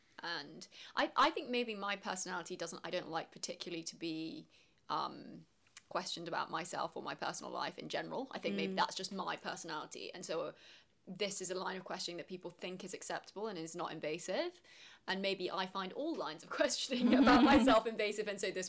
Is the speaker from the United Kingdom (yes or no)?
yes; England, United Kingdom; accent: strong English; I'm half English and half Chinese. I think probably when people hear my voice, they instantly think I'm English because I've got quite a strong English accent. But I don't really think of myself as solely English. I think of myself as currently residing in England